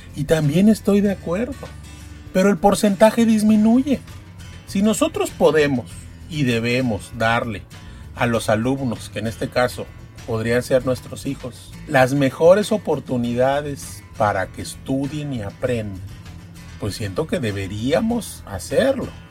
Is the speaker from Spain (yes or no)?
no; Poza Rica, Veracruz, Mexico; sobre la zona de Poza Rica, que es donde yo nací y donde trabajo y, es, y donde vivo